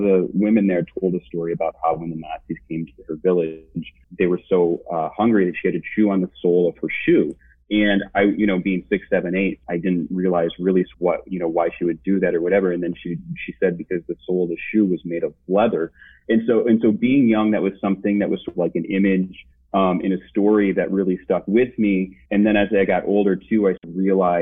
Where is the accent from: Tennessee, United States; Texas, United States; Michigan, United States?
Michigan, United States; Lowell; also born or lived in Ann Arbor, Michigan; now in Grand Rapids, United States; I grew up in a small town called Lowell, which is a couple miles east of Grand Rapids